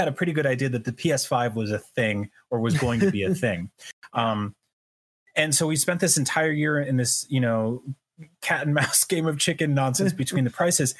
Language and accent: English; New Jersey, United States; also born or lived in New York City; growing up in New Jersey